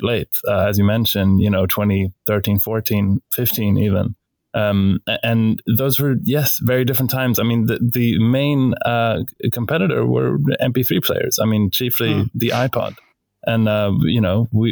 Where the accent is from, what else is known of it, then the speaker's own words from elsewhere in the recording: Stockholm, Stockholm County, Sweden; we're both from Stockholm